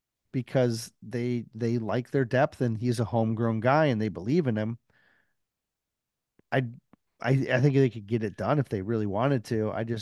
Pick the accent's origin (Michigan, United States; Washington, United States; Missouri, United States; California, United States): Michigan, United States; Detroit; even though I like Detroit. I'm from Detroit.